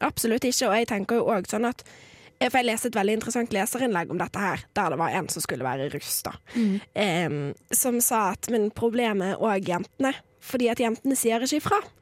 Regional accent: near Bergen, Vestland, Norway; ikke min hjemby, kommer ikke helt fra Bergen, men nesten

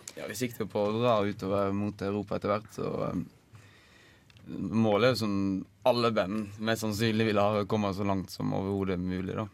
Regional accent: Odda, Vestland, Norway; hjemme i Odda

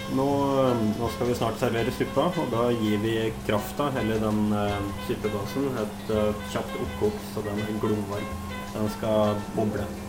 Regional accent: Molde, Møre og Romsdal, Norway; jeg kommer jo fra Molde

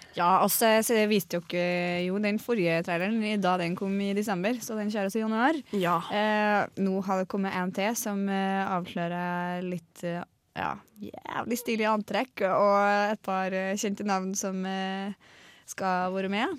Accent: Rindal, Møre og Romsdal, Norway; hvor jeg, hvor jeg kommer fra, Det er rare ordene mine. De er, de er fra Rindalen i Møre og Romsdal.

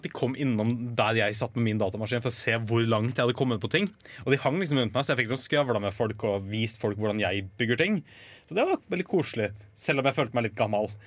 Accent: Kongsvinger, Innlandet, Norway; Kongsvinger, eh, der jeg er ifra.

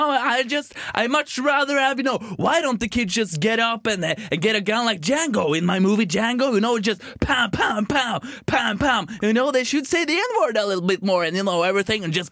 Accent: Bergen, Vestland, Norway; vi er fra Bergen, men må foreldre fra Sogndal.

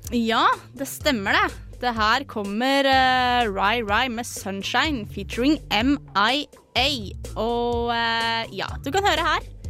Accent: Fetsund, Akershus, Norway; hjemme i Fetsund er jeg kjent som

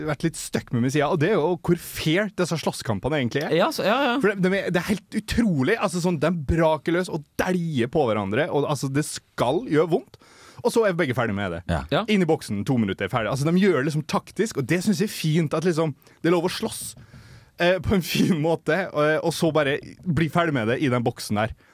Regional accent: Eastern Norway, Norway; jeg er fra Østlandet.

